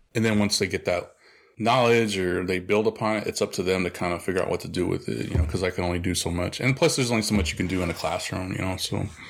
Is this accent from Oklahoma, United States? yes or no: yes; Oklahoma, United States; moved away; also born or lived in El Paso, Texas; I'm originally from Oklahoma, and I lived also a big part of my life in El Paso, Texas.